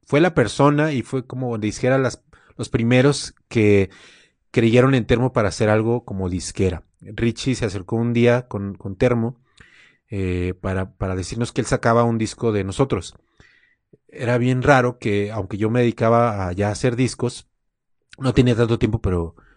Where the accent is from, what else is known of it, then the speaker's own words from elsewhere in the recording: Guadalajara, Jalisco, Mexico; now in Mexico City, Mexico; Me vine de, de Guadalajara a la Ciudad de México, me traje mi equipo